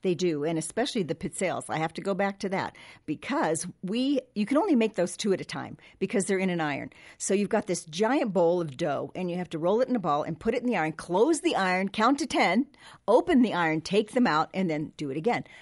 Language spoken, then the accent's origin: English; Southern California, United States; I grew up in Southern California